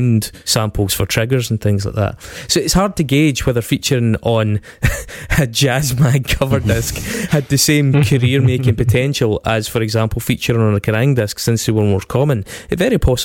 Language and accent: English; Scotland, United Kingdom; being Scottish